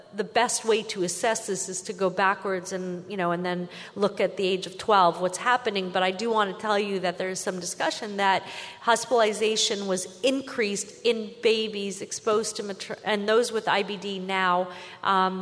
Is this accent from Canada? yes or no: yes; Canada; I'm Canadian